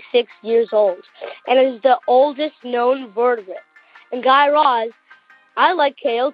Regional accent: Detroit, Michigan, United States; I'm from Detroit, Michigan.

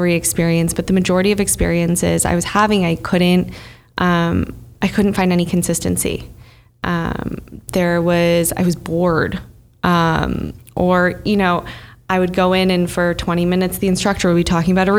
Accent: Bloomfield Hills, Michigan, United States; now in New York, United States; I grew up in Bloomfield Hills, Michigan

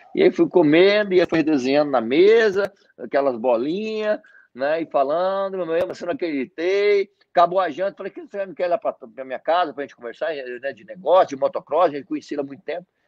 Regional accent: Mato Grosso, Brazil; also born or lived in Paraná; eu sou paranaense, eu nasci no Paraná, e tenho hoje 45 anos. E eu vim para o Mato Grosso, eu acredito que eu tinha uns 8 a 7 a 8 anos de idade

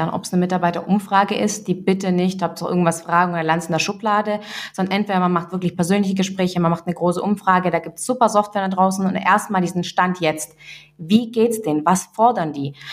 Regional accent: Russia; now in Germany; Also ich kenne ich auch selber, auch meine Eltern, wir kommen, wir sind aus Russland hier eingewandert.

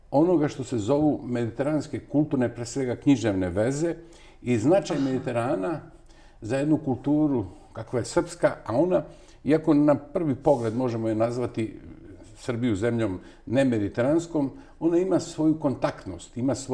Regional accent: Bar, Montenegro; moved away as an adult; also born or lived in Novi Sad, Serbia; now in Belgrade, Serbia; Ja sam odrastao u baru, mada sam rođen u Novom Sadu.

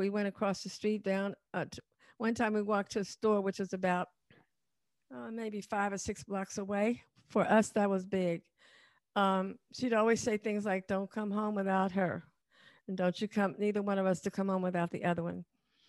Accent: Chicago, Illinois, United States; In the suburb. It was really not a project in the beginning.

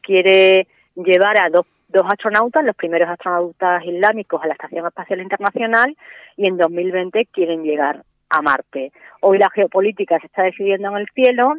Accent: Spain; yéndonos a España, ahora mismo los jóvenes no tenemos hijos

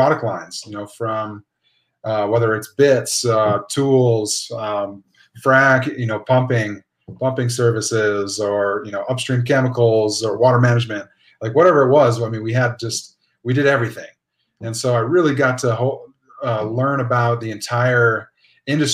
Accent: Williston, North Dakota, United States; also born or lived in Flagstaff, Arizona; I'm from Northwest North Dakota, Williston, Boomtown, USA.

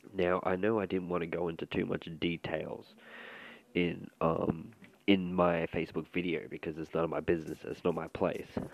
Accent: Melbourne, Victoria, Australia; I'm from Melbourne, Victoria, or Melbourne, Melbourne, Australia

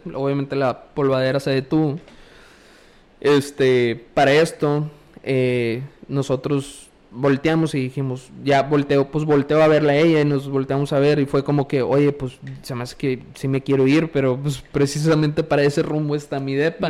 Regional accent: Valle Hermoso, Tamaulipas, Mexico; moved away as an adult; also born or lived in Matamoros; yo soy de Hermoso

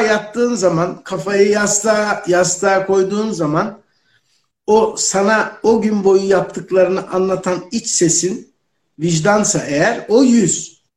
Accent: Ankara, Turkey; Biz Ankaralıyız

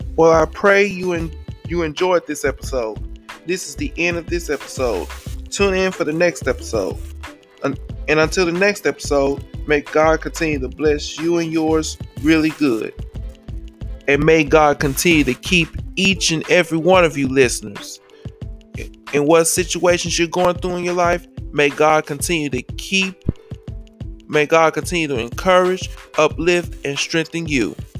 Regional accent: Memphis, Tennessee, United States; I was born and raised in my hometown city of Memphis, Tennessee

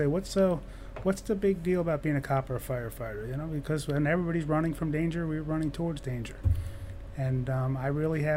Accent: New Jersey, United States; I'm from New Jersey

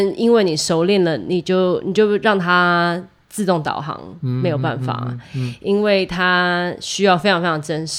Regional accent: Taiwan; moved away as an adult; now in New York, United States; 我我也是从台湾来的，我在这边念爵士，

